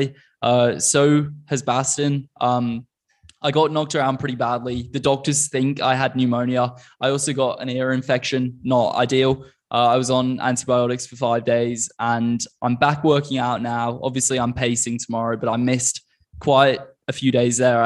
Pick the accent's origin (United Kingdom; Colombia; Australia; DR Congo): Australia; Queensland; moved away; in Australia where I grew up.